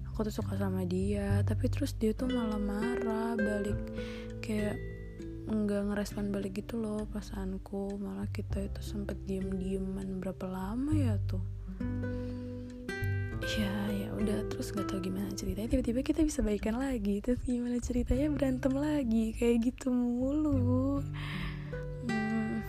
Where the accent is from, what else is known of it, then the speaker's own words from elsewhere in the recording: North Sumatra, Indonesia; pernah bilang aku Batak dan aku harus sama orang Batak